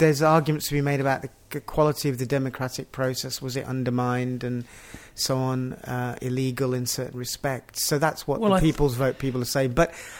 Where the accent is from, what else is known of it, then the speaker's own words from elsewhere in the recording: Yorkshire and the Humber, United Kingdom; moved away as an adult; also born or lived in Pakistan / Yemen; one of the places I grew up in Yorkshire. So I knew that area, and it felt, even though it was that I'd lived there so long ago